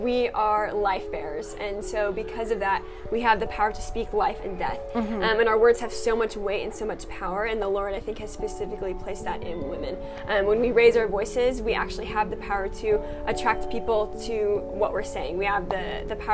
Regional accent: United States; I'm 19 years old. I'm from America.

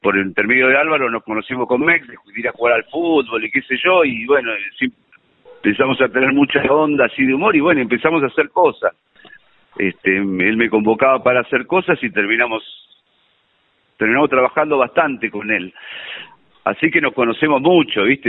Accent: Buenos Aires, Argentina; Yo nací en Belgrano, de, en Capital. Mm. Eh, soy de Belgrano

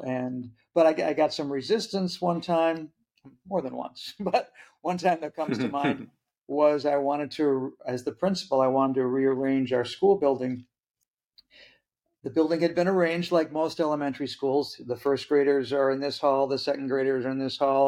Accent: Midwest, United States; moved away as an adult; also born or lived in Vallejo, California; When I made the move to come back to the homeland of the Midwest

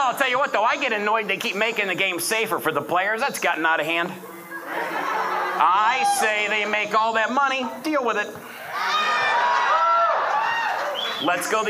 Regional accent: Detroit, Michigan, United States; moved away; I'm originally from Detroit

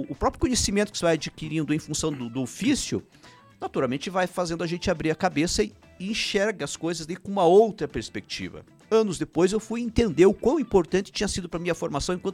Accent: Prudentópolis, Paraná, Brazil; born there; first language Ukrainian; Portuguese is a second language; E eu uh, nasci em Prudentópolis, que é a nossa pequena Ucrânia né, brasileira. Até os 8 anos de idade não falava português, só ucraniano, sou o primeiro filho de 11

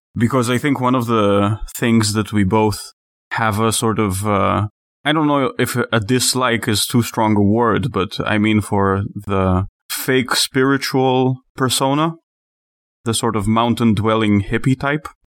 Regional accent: Israel; moved away; I'm from Israel

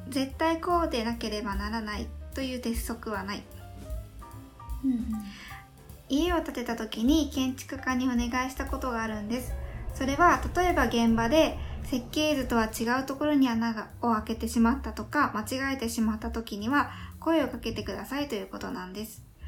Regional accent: Yamaguchi, Japan; born or raised there

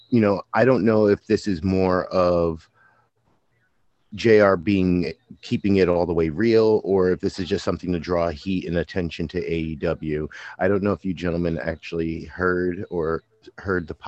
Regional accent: Kingston, New York, United States; born or raised there

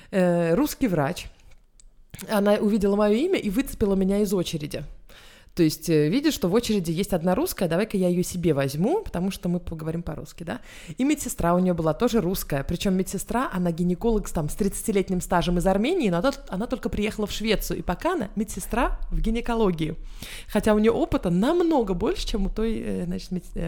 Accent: Israel; now in Sweden; Израиль это моя страна, но я там не живу, у меня нет там страховки обычной государственной.

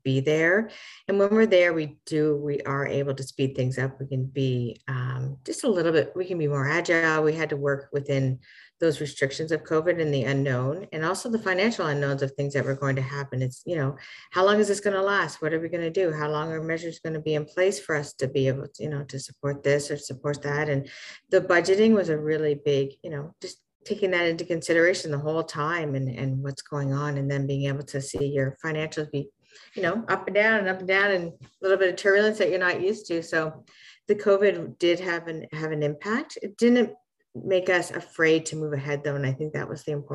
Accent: Fredericton, New Brunswick, Canada; we are from Fredericton

